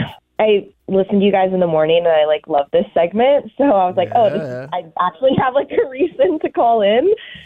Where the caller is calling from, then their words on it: Pflugerville, Texas, United States; from Pflugerville, and unfortunately, I can't beat Booker.